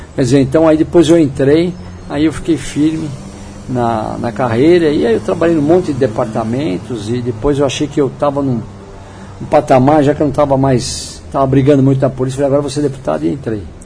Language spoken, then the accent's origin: Portuguese; São Paulo, Brazil; eu nasci no São Paulo, né, na capital. Minha, minha vida toda foi ali entre Genópolis